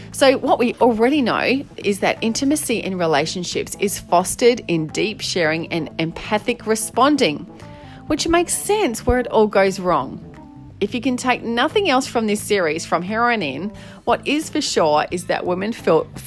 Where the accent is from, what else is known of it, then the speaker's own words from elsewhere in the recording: Australia; can't wait to delve into all these challenges of being an Aussie fella in relationship